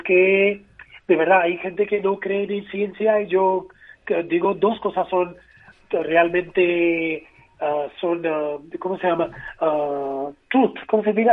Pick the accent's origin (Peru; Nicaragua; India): India; Mumbai, Maharashtra; Spanish is a second language; now in Madrid, Spain; Y somos de Bombay